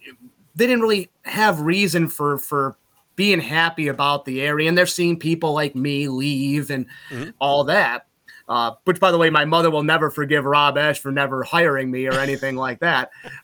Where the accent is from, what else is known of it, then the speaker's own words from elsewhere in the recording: Utica, New York, United States; moved away as an adult; also born or lived in New Hartford, New York; now in Eau Claire, Wisconsin, United States; I'm very prideful of Utica, very prideful of my hometown